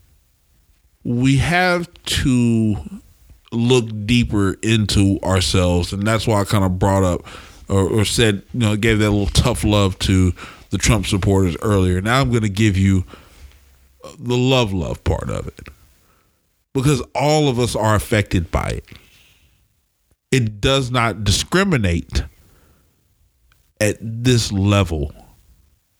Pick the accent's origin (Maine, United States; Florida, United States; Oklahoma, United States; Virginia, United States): Oklahoma, United States; Oklahoma City; now in Portland, United States; I come from Oklahoma City, and there's a lot of poverty there